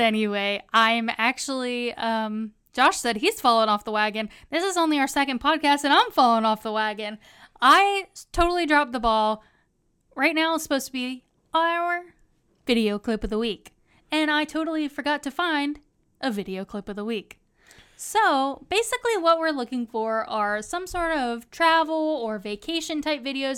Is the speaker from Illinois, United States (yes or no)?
no; Central Pennsylvania, United States; moved away as an adult; now in Florida, United States; Central Pennsylvania